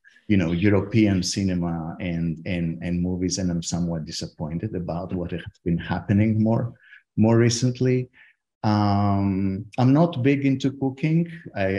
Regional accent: Athens, Attica, Greece; moved away as an adult; also born or lived in Leeds, United Kingdom / Heidelberg, Germany; now in Stanford, United States; I grew up in Athens

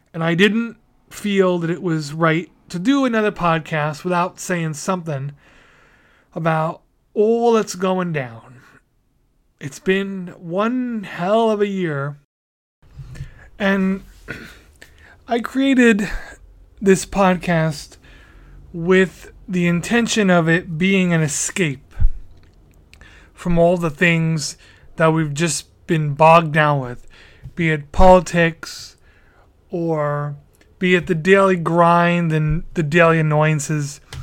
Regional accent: New York City, New York, United States; Staten Island, my hometown

